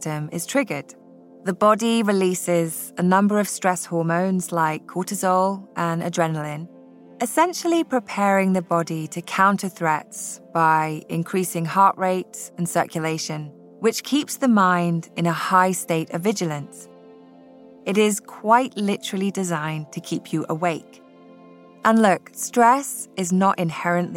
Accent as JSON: {"language": "English", "region": "Scotland", "country": "United Kingdom", "tie": "born or raised there", "moved": "yes", "lives_now": "California, United States"}